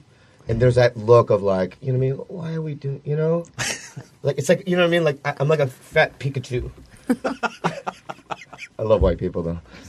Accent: Minnesota, United States; moved away; I grew up in Minnesota, like, for 8 years

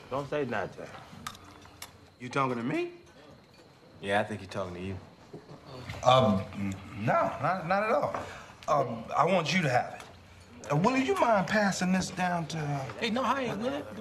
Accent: New York City, New York, United States; Because I'm from New York City, goddammit.

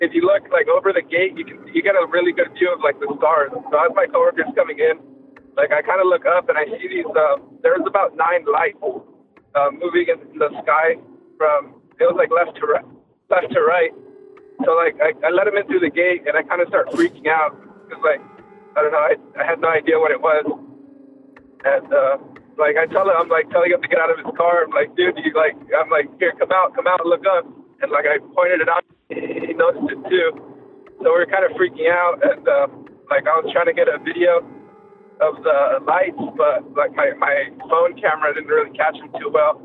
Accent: California, United States; I'm from California.

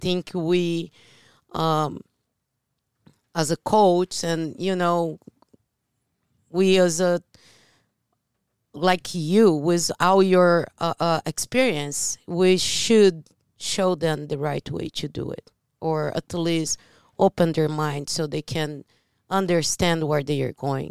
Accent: Brazil; moved away; I'm from Brazil

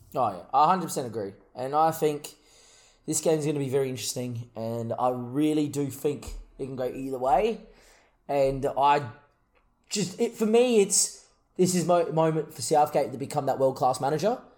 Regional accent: Australia; we're, we're Australian

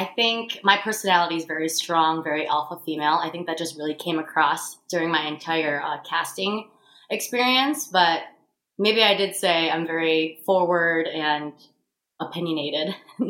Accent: Syracuse, New York, United States; also born or lived in Los Angeles / Tampa; Born and raised in Syracuse, and now I live in Syracuse, LA, and Tampa.

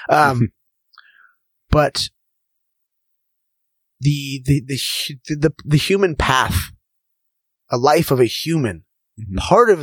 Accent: Orange County, California, United States; also born or lived in Newport Beach; growing up in Orange County

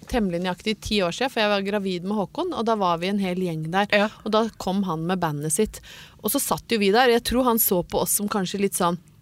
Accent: Brøttum, Innlandet, Norway; fikk jo aldri ferdig mat hjemme på Brøttum. Mor mi lagde alt fra bunnen av

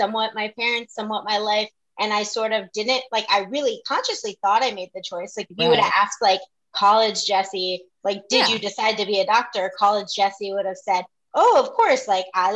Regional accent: North Central Florida, United States; I'm from North Central Florida

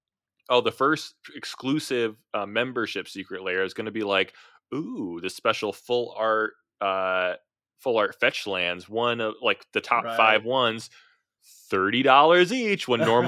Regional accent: Midwest, United States; accent: Midwestern; Yes, I'm saying it with my Midwestern accent.

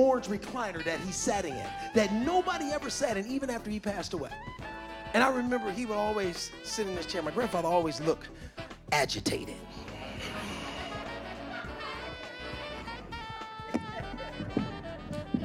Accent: Cleveland, Ohio, United States; When I grew up here in Cleveland, Ohio

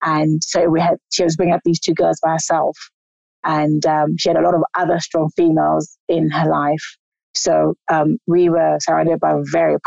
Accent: South Africa; also born or lived in South London; now in London, United Kingdom; I was born in South Africa in a long time ago

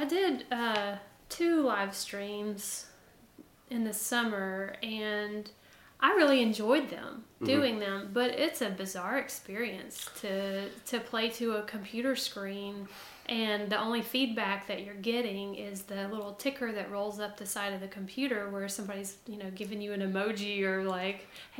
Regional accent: Tuscaloosa, Alabama, United States; I was from Tuscaloosa and... raised in a music family

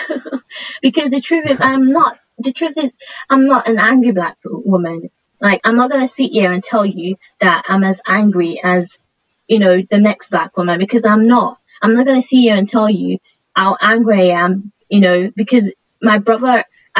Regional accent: Nigeria; moved away; I grew up in Nigeria

